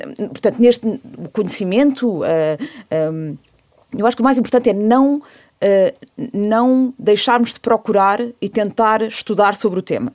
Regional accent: Portugal; also born or lived in Canada; eu nasci no Canadá em julho de 74 e venho para Portugal porque nessa altura o meu pai

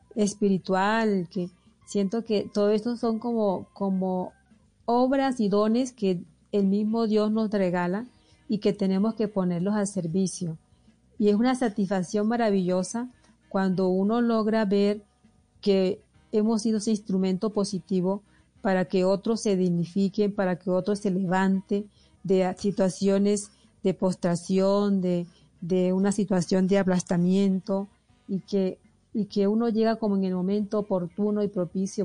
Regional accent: El Difícil, Magdalena, Colombia; accent: costeña; moved away as an adult; also born or lived in Santa Marta / Barranquilla; now in Pasto, Colombia; Y nací en un pueblo que se llama El Difícil Magdalena

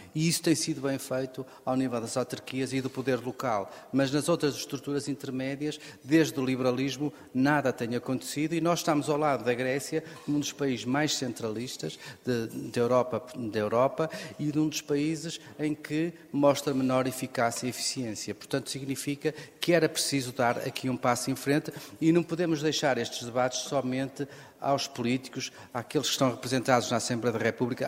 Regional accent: Guimarães, Norte, Portugal; sou natural de Guimarães

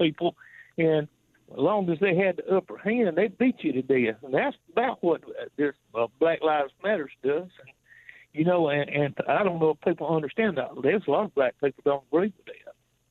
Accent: the South, United States; now in Easley, United States; I grew up in the South in the 60s.

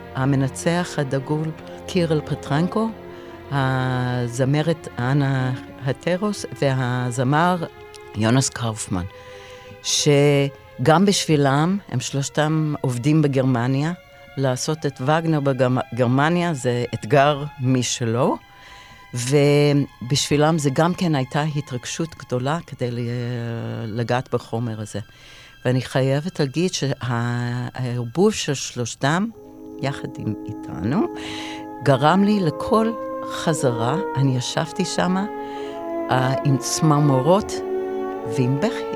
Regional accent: Israel; אני מישראל

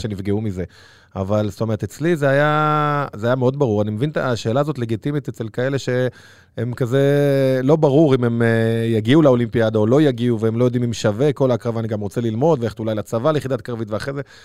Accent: Bnei Brak, Tel Aviv District, Israel; גדלתי בפרדס כץ

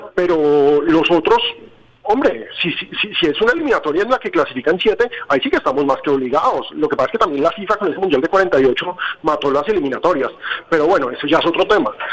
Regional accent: Colombia; así somos los colombianos

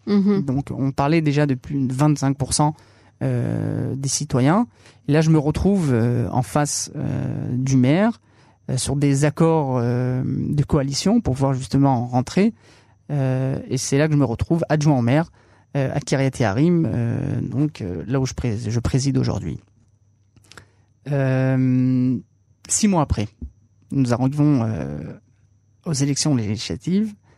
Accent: France; now in Israel; cette vie du judaïsme qu'on a, qu'on, sur laquelle on a grandi en France, sur laquelle, en tout cas, moi, j'ai grandi

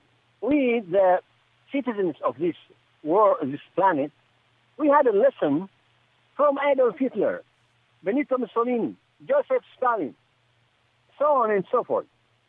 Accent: Djibouti

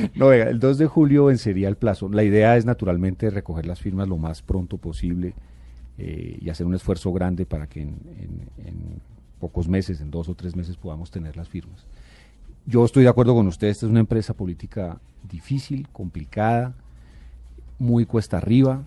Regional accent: Bogotá, Bogotá, D.C., Colombia; yo nací en Bogotá y yo aspiro a morir en esta ciudad que es la mía

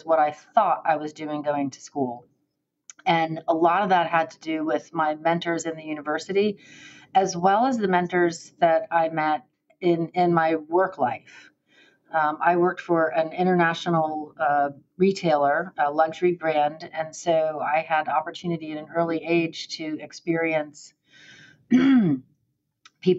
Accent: Miami, Florida, United States; moved away as an adult; now in Gainesville, United States; I was born and raised in Miami

